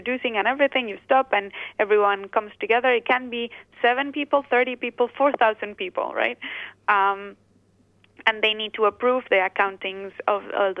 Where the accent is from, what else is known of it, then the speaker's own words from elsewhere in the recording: Basque Country, Spain; I am originally from the Basque Country